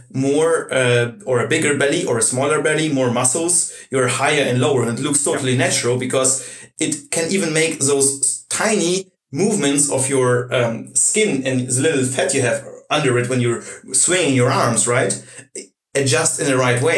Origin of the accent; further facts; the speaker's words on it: Russia; now in Germany; I come from Russia